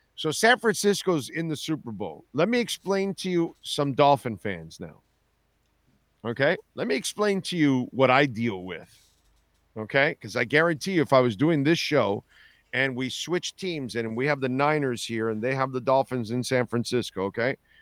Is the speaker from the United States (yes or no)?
no; Canada; I'm Canadian